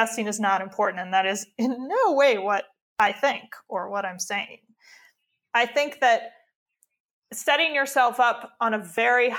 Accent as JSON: {"language": "English", "region": "Midwest", "country": "United States", "said": "We are white people from the Midwest."}